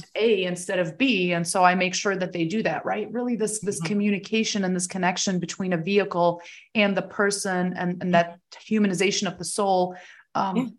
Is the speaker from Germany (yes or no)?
yes; Germany; now in United States; I was originally born and raised there